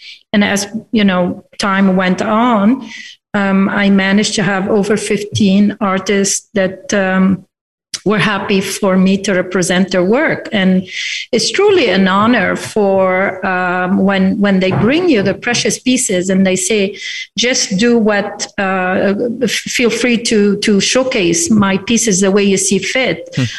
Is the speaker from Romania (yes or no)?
no; Lebanon; now in Fredericton, Canada; I am an immigrant myself. I immigrated from Lebanon in 1977, and a few years after, I walked into our public gallery, Beaverbrook Art Gallery in Fredericton